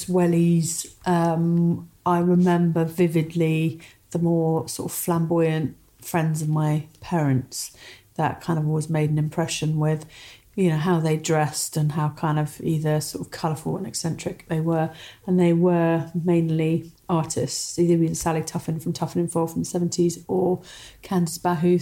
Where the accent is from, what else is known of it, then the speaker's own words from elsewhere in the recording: Somerset, South West England, United Kingdom; I grew up in deepest Somerset, overlooking the Somerset Levels on a cider farm.